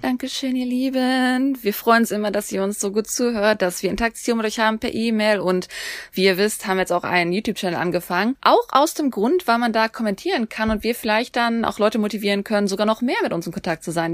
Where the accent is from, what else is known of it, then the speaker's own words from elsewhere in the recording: Germany; now in South Korea; für uns als Deutsche